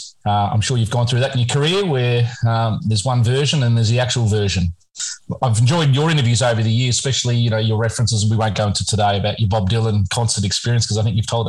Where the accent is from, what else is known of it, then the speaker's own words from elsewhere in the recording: Australia; we're Australian